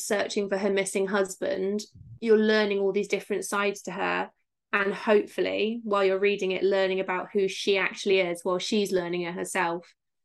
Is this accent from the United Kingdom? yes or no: yes; Somerset, South West England, United Kingdom; I'm from Somerset, so they all talk like this